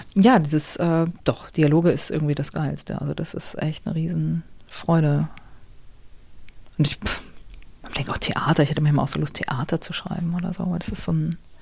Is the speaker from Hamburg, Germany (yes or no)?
yes; Hamburg, Germany; Ich bin ja so in Hamburg aufgewachsen